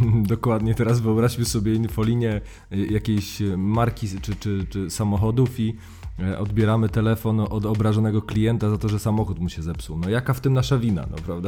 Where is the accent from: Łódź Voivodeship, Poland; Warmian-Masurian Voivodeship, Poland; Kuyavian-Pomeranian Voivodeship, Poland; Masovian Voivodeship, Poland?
Warmian-Masurian Voivodeship, Poland; moved away as an adult; now in Warsaw, Poland; ja pochodzę z Mazur e, i u mnie jo było i jest.